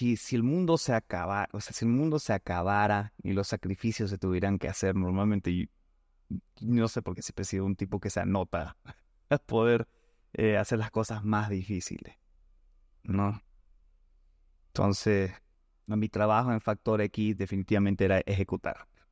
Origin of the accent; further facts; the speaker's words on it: Bolivia; aquí en Bolivia, en mi tierra